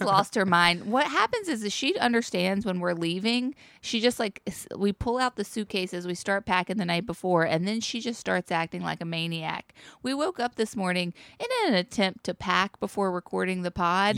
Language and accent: English; Charlotte, North Carolina, United States; now in New York, United States; I come from North Carolina bike culture